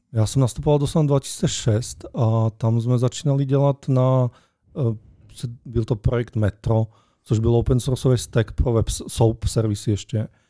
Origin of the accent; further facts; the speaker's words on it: Slovakia; Czech is a second language; já jsem totiž Slovák